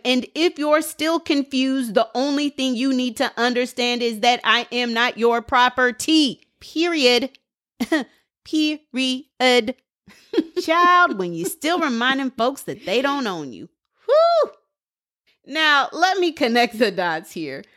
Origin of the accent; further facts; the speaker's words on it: Portland, United States; I'm from Portland